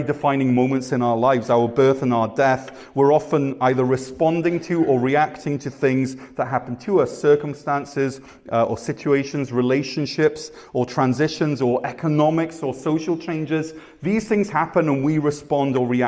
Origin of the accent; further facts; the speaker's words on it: Wales, United Kingdom; also born or lived in Ontario, Canada; now in Canada; I'm from Wales